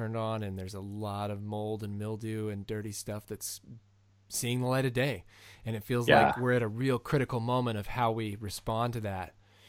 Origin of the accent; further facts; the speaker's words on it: Canada; And as a Canadian, I'm very curious about your view adjacent to this.